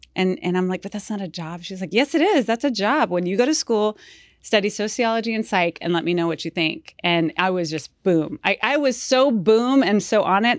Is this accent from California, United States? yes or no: no; Houston, Texas, United States; half Colombian, half Mexican, but I was born in Houston